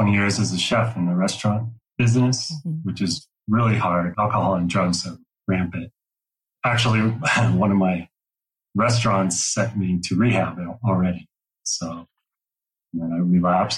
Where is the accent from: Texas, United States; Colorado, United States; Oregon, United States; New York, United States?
Colorado, United States; Denver; moved away as an adult; Both of us are born and raised in Denver